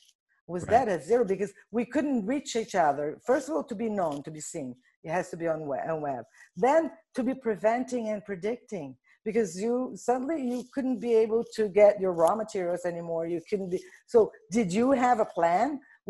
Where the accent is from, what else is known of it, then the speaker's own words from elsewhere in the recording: Brazil; Well, so I'm originally from Brazil.